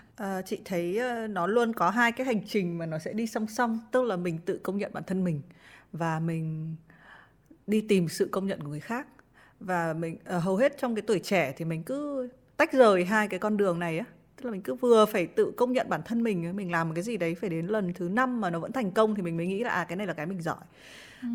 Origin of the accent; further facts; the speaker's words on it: Haiphong, Vietnam; moved away; chị là đến từ hải phòng